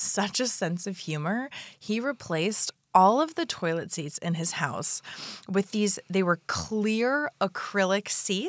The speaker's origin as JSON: {"language": "English", "region": "Florida", "country": "United States", "tie": "born or raised there", "said": "I grew up in Florida."}